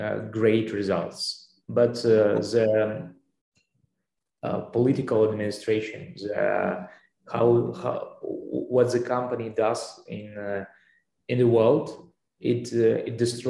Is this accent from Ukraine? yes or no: yes; Ukraine; we are not from Russia, we are from Ukraine.